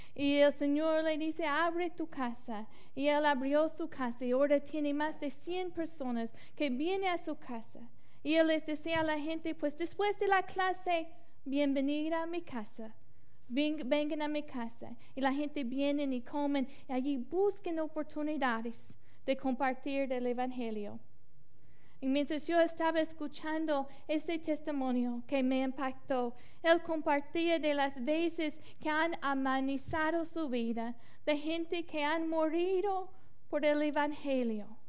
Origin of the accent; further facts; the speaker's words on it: Mississippi, United States; Spanish is a second language; moved away; yo crecía en Mississippi